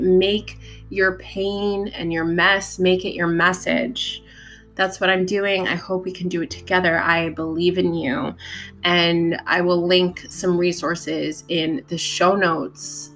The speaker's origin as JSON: {"language": "English", "town": "New York City", "region": "New York", "country": "United States", "tie": "born or raised there", "said": "I was born in Staten Island"}